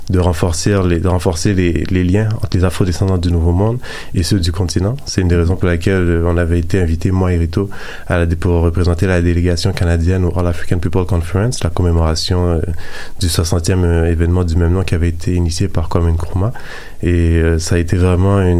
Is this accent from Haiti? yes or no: yes; Haiti; Étant d'origine haïtienne des fois, on a un peu cette petite arrogance-là de, se dire on vient du Nouveau Monde